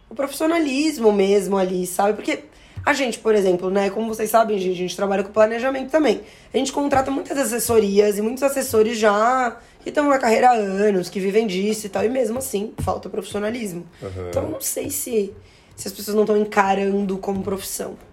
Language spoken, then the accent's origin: Portuguese; Florianópolis, Santa Catarina, Brazil; eu sou lá de Florianópolis.